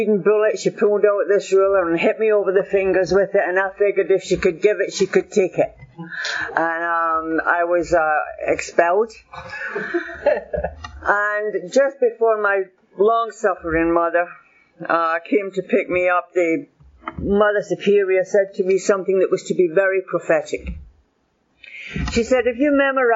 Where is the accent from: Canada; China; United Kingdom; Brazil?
United Kingdom; Glasgow, Scotland; moved away; also born or lived in Miami; I was born in Glasgow. My family came from Shettleston, Tollcross, Shettleston, that area there